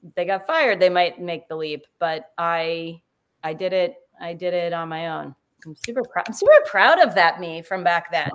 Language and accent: English; New Jersey, United States; I'm from New Jersey